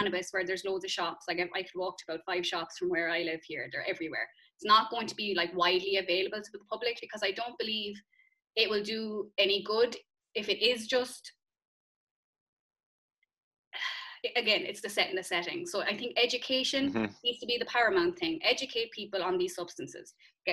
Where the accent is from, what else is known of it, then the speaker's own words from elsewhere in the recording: Ireland; growing up in Catholic Ireland